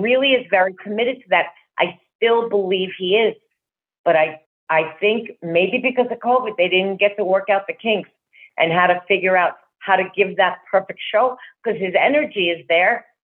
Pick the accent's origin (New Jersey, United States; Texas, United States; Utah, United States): New Jersey, United States; also born or lived in Brooklyn, New York; I was born in Brooklyn, but I was raised in Jersey from the time I was two. Yeah. I'm a Jersey girl.